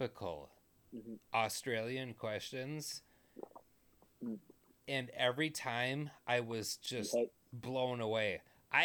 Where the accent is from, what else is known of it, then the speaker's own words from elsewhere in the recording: Texas, United States; moved away; also born or lived in Minnesota; I was born in Texas. I came from Texas.